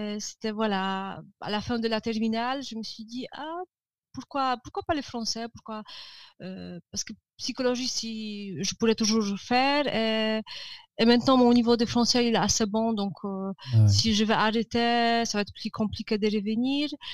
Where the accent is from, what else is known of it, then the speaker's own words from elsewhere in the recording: Żywiec, Silesian Voivodeship, Poland; French is a second language; now in Katowice, Poland; au sud de la Pologne, ma ville natale, Żywiec